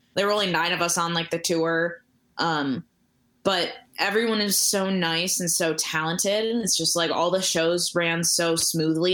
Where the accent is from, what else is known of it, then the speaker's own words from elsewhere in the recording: Royal Oak, Michigan, United States; moved away as an adult; also born or lived in Troy, Michigan; now in Chicago, United States; I grew up in uh, in the Metro Detroit area, uh, in like Royal Oak and Troy